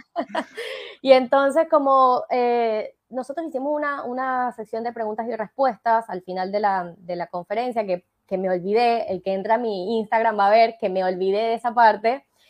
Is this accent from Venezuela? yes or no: yes; Venezuela; accent: Venezuelan; now in Argentina; yo soy venezolana y no hablo de vos, yo hablo de tú